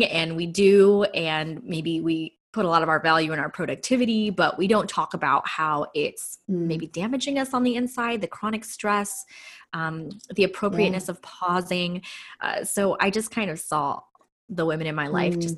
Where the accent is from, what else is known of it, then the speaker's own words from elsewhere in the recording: Los Angeles, California, United States; So I grew up in inner city LA. I'm a total like city girl.